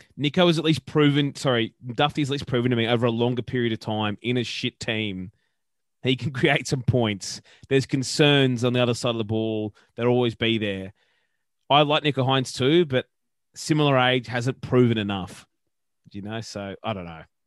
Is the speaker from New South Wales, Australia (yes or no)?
no; Brisbane, Queensland, Australia; I was literally born in Bris, Brisbane, in the city of Brisbane, in the city.